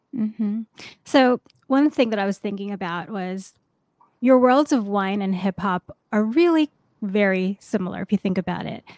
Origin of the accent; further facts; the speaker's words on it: New York City, New York, United States; New York, my hometown